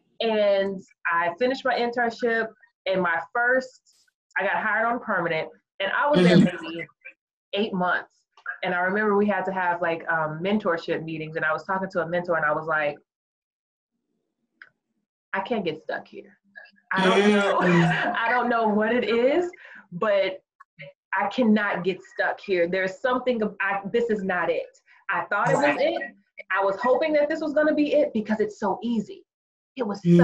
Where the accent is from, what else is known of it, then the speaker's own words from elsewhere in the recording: Austin, Texas, United States; moved away as an adult; now in Houston, United States; I'm originally from Austin